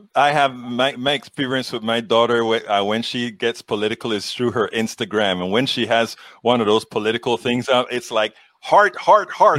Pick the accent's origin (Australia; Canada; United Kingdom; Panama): Panama; moved away; I'm from Panama in, and I lived among, uh, you know, Americans. There are a lot of Americans in Panama and the Canal Zone